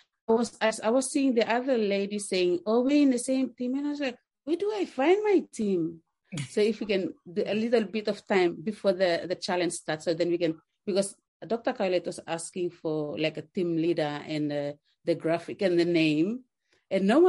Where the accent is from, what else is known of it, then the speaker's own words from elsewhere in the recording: Papua New Guinea; now in Australia; I'm coming in from Australia. I'm Papua New Guinea by origin.